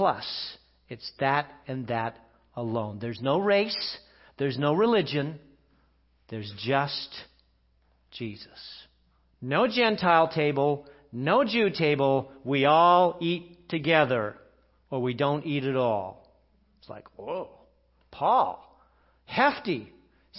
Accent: England, United Kingdom; I'm English

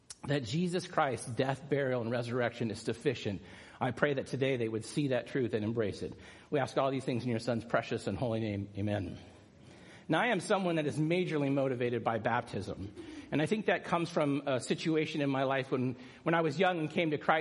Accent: San Clemente, California, United States; San Clemente, which is my hometown beach

